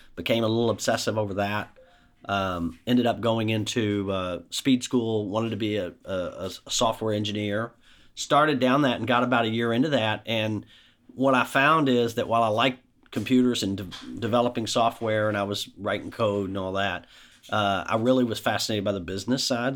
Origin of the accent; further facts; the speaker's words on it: Shepherdsville, Kentucky, United States; I grew up in Bullock County, Shepherdsville, Mount Washington, went to public schools throughout